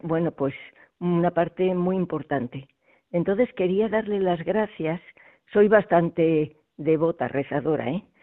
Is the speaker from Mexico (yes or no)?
no; Valencia, Valencian Community, Spain; now in Madrid, Spain; yo soy de Valencia, pero vivo en Madrid